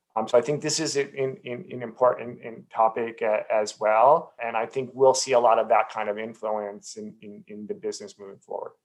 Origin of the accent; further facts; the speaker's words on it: New Jersey, United States; I grew up in New Jersey